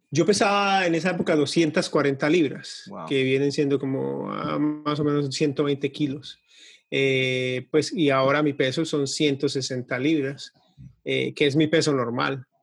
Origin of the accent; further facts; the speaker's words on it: Colombia; now in Florida, United States; yo soy de, originalmente de Colombia, pero vivo acá en Estados Unidos, en, la Florida, desde hace 22, 23 años